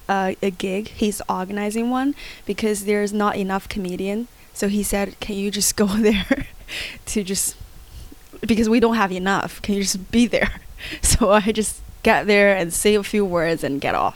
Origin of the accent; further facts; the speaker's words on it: China; I always go, okay, when I was young, my dad, my country, my hometown. And that can get related to a lot of Chinese audience.